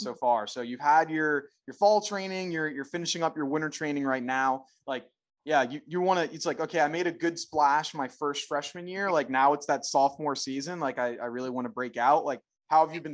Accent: Philadelphia, Pennsylvania, United States; I'm from Philly

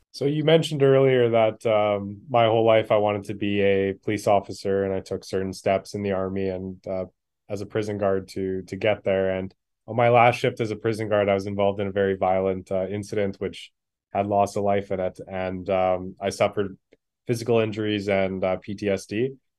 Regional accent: Manitoba, Canada; I'm born and raised in Manitoba here

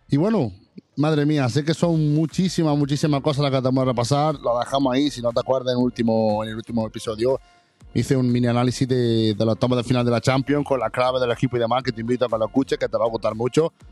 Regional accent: near Mancha Real, Andalusia, Spain; el Mancha Real, un equipo de, de, mi tierra también, de nuestra tierra, Fermín, de muy cerquita

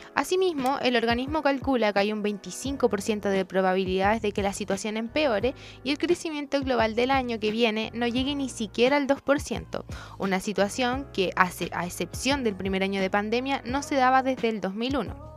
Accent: Chile

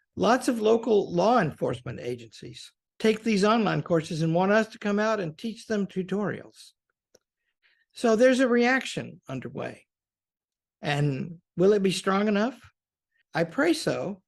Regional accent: Pocahontas, Arkansas, United States; I grew up in Pocahontas, Arkansas.

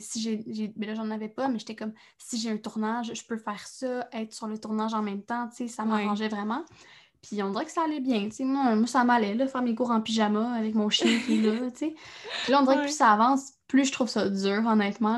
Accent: Trois-Rivières, Quebec, Canada; je viens de Trois-Rivières

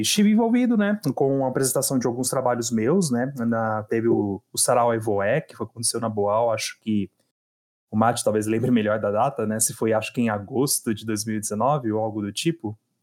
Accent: Hortolândia, São Paulo, Brazil; also born or lived in Campinas; Eu tenho morado em Hortolândia há mais de 20 anos já, né? Então. Nasci em Campinas

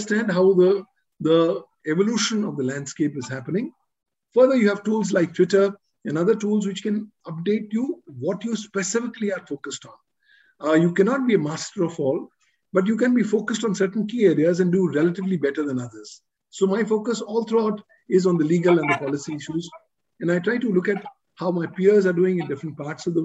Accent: India; I'm from India

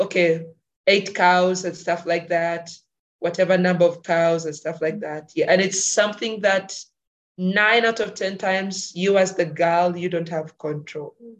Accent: Uganda; I'm from Uganda

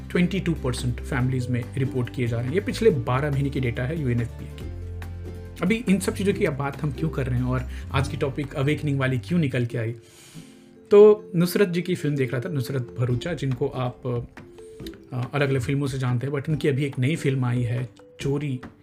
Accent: Bihar, India; मैं बिहार से हूँ

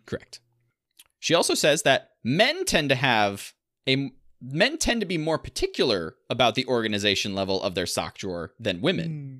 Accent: Southwest Michigan, United States; growing up in Southwest Michigan

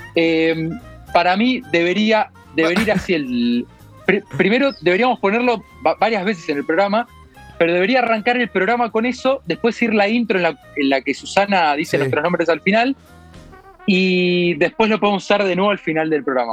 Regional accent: Argentina; moved away; mi pasaporte dice Argentina

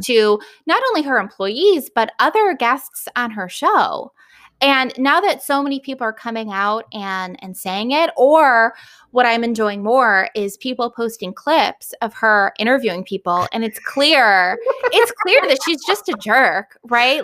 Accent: United States; as an American, I was so excited for Meghan Markle

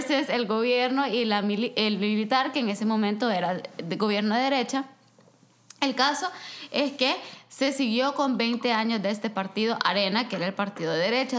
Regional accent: El Salvador; now in Vancouver, Canada; yo soy del Salvador

